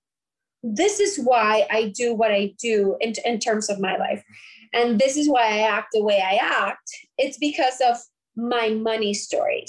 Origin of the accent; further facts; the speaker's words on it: Puerto Rico; I'm from Puerto Rico